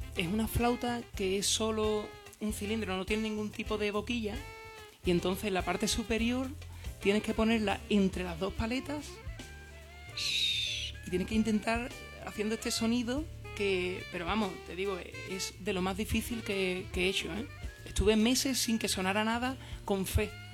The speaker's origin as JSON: {"language": "Spanish", "town": "San Fernando", "region": "Andalusia", "country": "Spain", "said": "yo, por ejemplo, que soy de San Fernando, sin darte cuenta, te sabes todo el repertorio de …"}